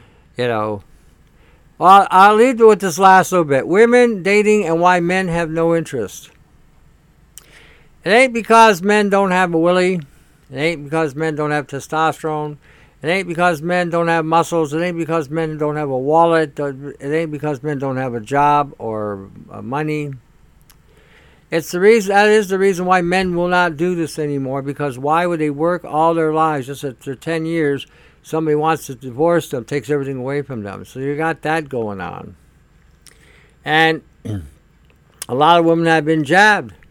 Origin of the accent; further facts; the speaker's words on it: Canada; as a Canadian